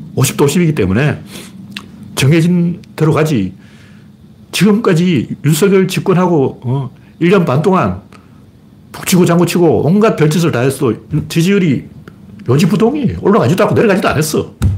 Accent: Gyeongju, North Gyeongsang, South Korea; moved away; 저는 경주 출신이기 때문에

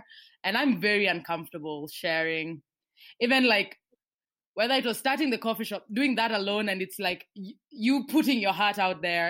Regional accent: Kenya; I'm a Kenyan girl who writes comics

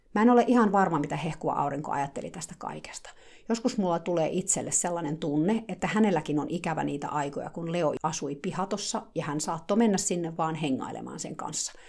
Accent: Finland; now in United States; Mä oon Suomesta

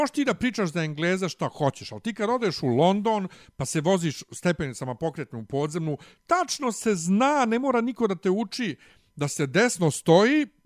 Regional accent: Bosnia & Herzegovina; ćevap i kod nas u Bosni nisu, nisu ogromni

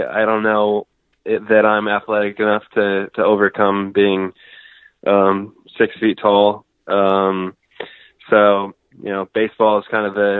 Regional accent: Northern California, United States; I grew up in Northern California

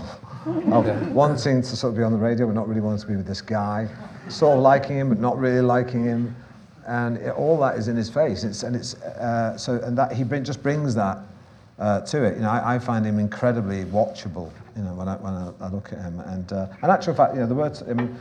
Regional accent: Manchester, North West England, United Kingdom; I'm from Manchester

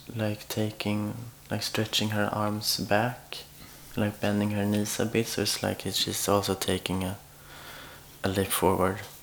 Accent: Sweden; moved away as an adult; now in Oslo, Norway; I'm from Sweden, and I've been living in Oslo since almost two years now.

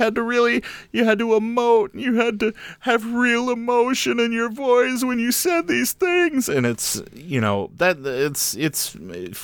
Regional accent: Central Illinois, United States; I grew up in Illinois

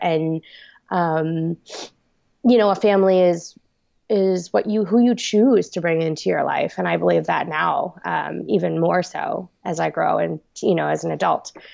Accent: Long Island, New York, United States; also born or lived in South Korea; I was brought up on Long Island, New York

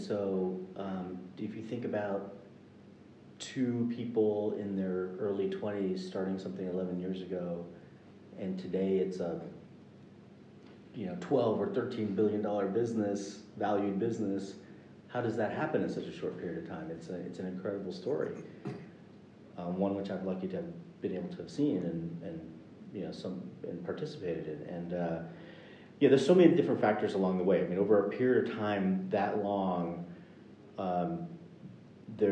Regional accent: United States; I grew up in the United States

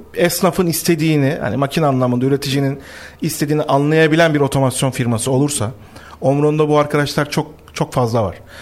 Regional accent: Black Sea Region, Turkey; biz şimdi Karadenizliyiz.

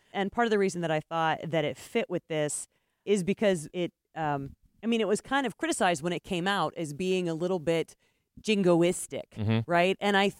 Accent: United States; I'm an American.

